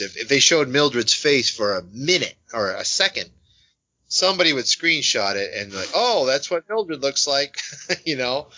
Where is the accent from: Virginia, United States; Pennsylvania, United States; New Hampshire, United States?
New Hampshire, United States; Tilton; also born or lived in South Carolina / New Jersey; now in Massachusetts, United States; I was born in South Carolina. I moved to New Jersey uh, from '67 to '71, and then I moved to that house. It's in Tilton, New Hampshire